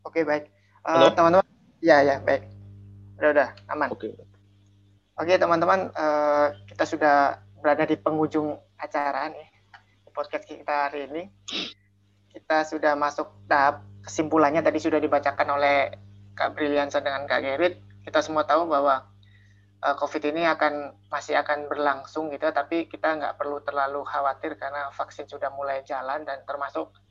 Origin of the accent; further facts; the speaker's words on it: Indonesia; now in Russia; karena kita lagi di Rusia sekarang dan kita berasal dari Indonesia